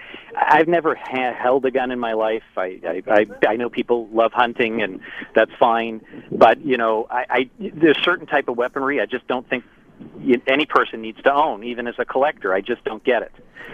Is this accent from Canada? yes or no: yes; Canada; That's my humble opinion as a Canadian.